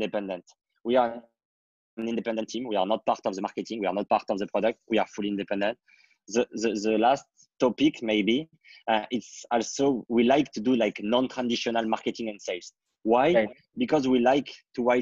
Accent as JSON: {"language": "English", "country": "France", "tie": "born or raised there", "said": "I want to privatize and purchase my middle age school to solve the different education problem I had in my hometown"}